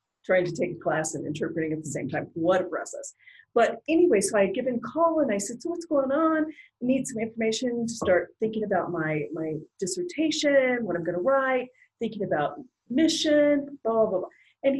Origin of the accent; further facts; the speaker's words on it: Colorado, United States; moved away as an adult; now in Baltimore, United States; Well, I'm originally from Colorado, born, raised, lived here my whole life until 10 years ago when we moved to Baltimore, Maryland.